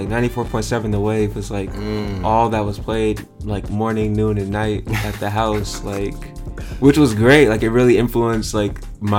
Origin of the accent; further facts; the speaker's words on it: Pomona, California, United States; I'm from Pomona originally. So I grew up in the Inland Empire, a little bit east of LA, a bit outside of the city.